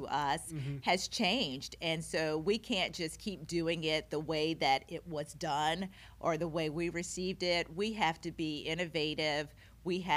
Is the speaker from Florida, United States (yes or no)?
no; Oxford, Mississippi, United States; moved away as an adult; now in Carbondale, United States; I was born and raised in Oxford, Mississippi, which is a small college town